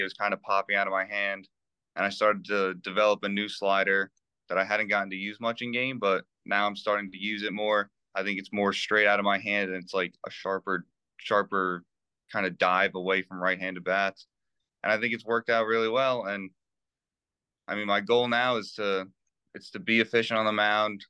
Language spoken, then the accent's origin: English; New Jersey, United States; I grew up in New Jersey